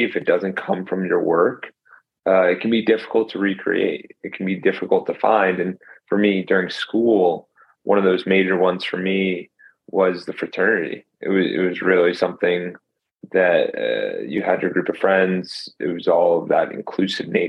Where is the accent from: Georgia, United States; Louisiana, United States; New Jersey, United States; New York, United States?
New Jersey, United States; moved away as an adult; also born or lived in Tampa, Florida; I grew up in Jersey, then went came down to Tampa for school